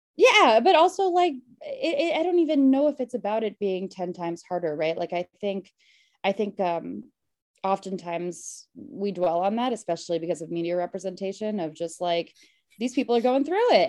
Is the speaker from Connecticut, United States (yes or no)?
yes; Connecticut, United States; moved away as an adult; also born or lived in Queens, New York / New York; now in Los Angeles, United States; I'm from Connecticut, but uh, my family's from Queens. I'm originally from Queens